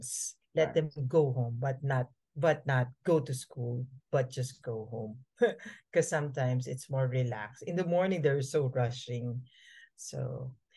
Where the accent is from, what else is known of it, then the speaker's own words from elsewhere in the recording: Manila, Metro Manila, Philippines; also born or lived in Bohol; I was born in Bohol, but Bohol is in Visayas, for your information. So it's near Cebu, Indra. Okay. I was born there, but before I turned one, I was moved here in Manila